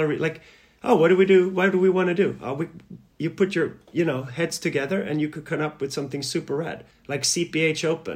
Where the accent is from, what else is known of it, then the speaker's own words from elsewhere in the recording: Malmö, Skåne, Sweden; also born or lived in Yugoslavia; Malmö and my hometown